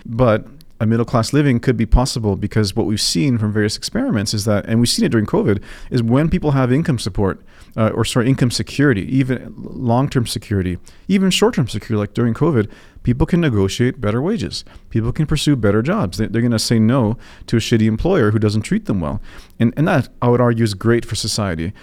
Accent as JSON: {"language": "English", "town": "Toronto", "region": "Ontario", "country": "Canada", "tie": "born or raised there", "said": "I was born here in Toronto."}